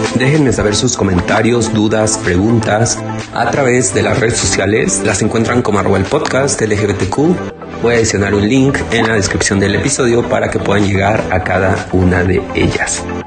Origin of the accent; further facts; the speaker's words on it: Mexico; al menos yo hablo por México